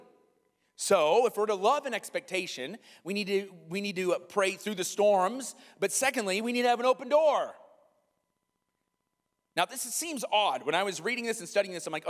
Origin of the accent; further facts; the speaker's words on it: Iowa, United States; me growing up in Iowa